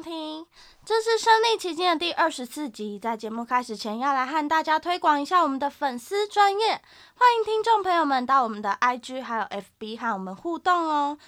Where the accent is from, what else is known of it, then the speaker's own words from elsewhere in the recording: Tamsui, New Taipei, Taiwan; 从小就住在淡水嘛，然后就是每一次寒流来都会看到新闻写说最低温就在淡水。而且呢，我国中、高中都是在淡江高中读的